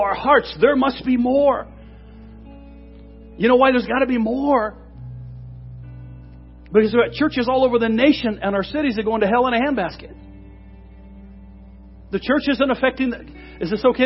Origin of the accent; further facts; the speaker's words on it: Washington, United States; I'm from Washington State